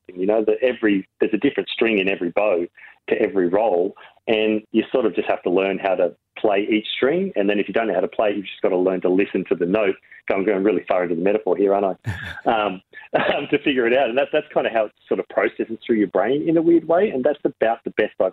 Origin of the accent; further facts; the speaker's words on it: Uranquinty, New South Wales, Australia; Like I grew up in Uranquinty where there's like one fish and chip shop that had one wall of VHS videos.